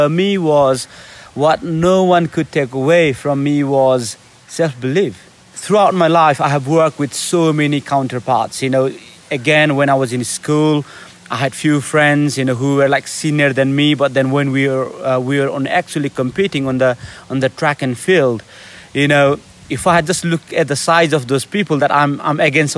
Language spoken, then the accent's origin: English; Nepal; English is a second language; I'm from Nepal, I'm brown, and I'm going on this selection.